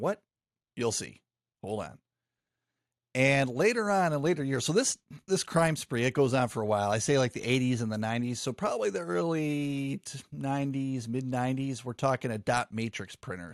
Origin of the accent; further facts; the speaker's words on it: Michigan, United States; I grew up in Michigan